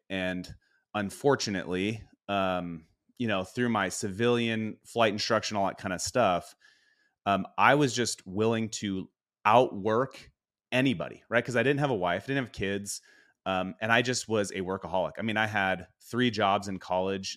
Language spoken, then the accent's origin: English; Spokane, Washington, United States; we grew up in Spokane, so things were cold most of the year